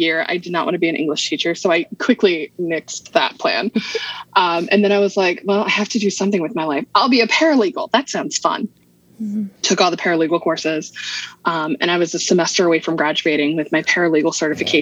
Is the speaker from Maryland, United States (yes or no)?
yes; Maryland, United States; also born or lived in Virginia; So I was born in Maryland, mm-hmm. Moved away when I was 7. Mm-hmm. So my dad got transferred